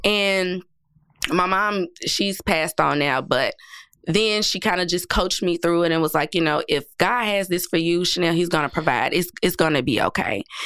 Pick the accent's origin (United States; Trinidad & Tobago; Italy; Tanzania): United States; Nashville, Tennessee; I grew up in public housing my entire life. Um, right here in Nashville